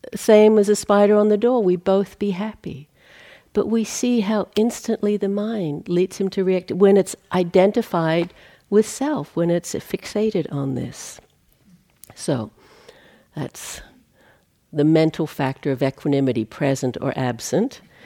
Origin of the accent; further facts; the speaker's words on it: Australia; moved away; I come from Australia.